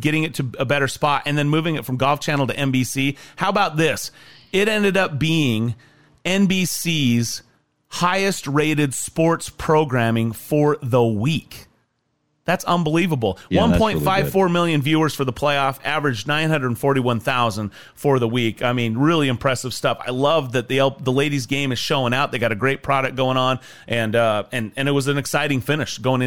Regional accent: Idaho, United States; I grew up in Idaho.

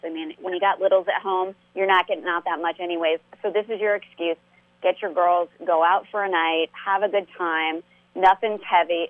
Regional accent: Nebraska, United States; moved away; we're from Nebraska originally

